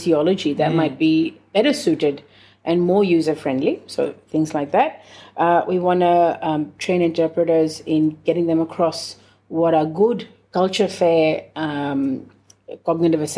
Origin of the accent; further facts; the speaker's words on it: India; I'm from India, I speak Hindi